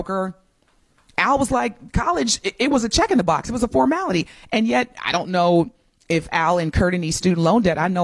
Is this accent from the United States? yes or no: yes; Evansville, Indiana, United States; moved away as an adult; now in Milwaukee, United States; I had co-opted at Toyota Motor Manufacturing in Indiana, where I'm from, my home state